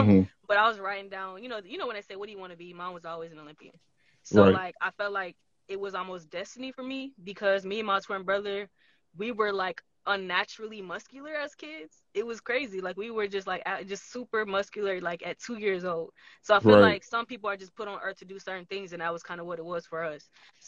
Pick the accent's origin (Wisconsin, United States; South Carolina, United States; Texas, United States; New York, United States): Texas, United States; Houston; Like, honestly, Houston is literally the best place on earth. Sorry to everybody else. But honestly, growing up in Texas was amazing.